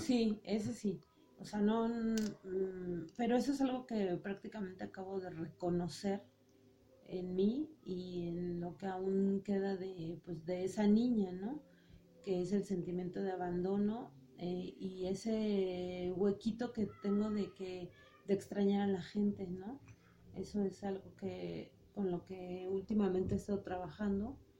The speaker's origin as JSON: {"language": "Spanish", "region": "Mexico City", "country": "Mexico", "tie": "born or raised there", "said": "nací en el DF un 30 de julio de 1979"}